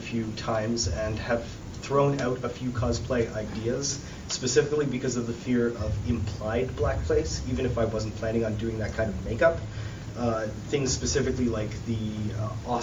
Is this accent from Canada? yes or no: yes; Canada; I'm also Canadian, so I would be very apologetic